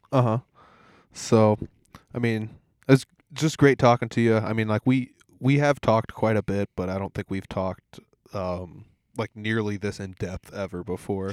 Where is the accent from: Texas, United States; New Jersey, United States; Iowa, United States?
Iowa, United States; Humboldt; I'm from Humboldt